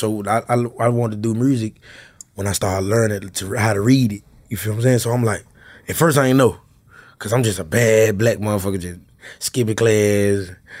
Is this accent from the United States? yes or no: yes; Memphis, Tennessee, United States; So, North Memphis showed me a lot, but, you know, I'm from Frazier.